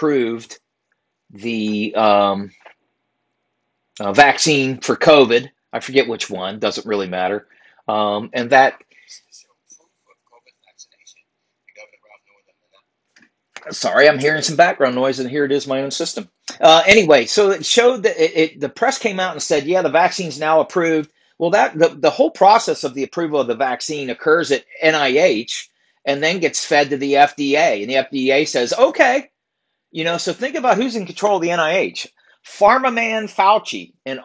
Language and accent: English; Virginia, United States; my home state, Virginia